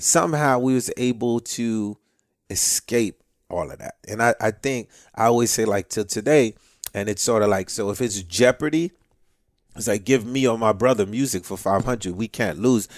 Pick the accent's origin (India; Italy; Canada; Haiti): Haiti; now in United States; I'm from Haiti, you know, Cuba, it's all in my blood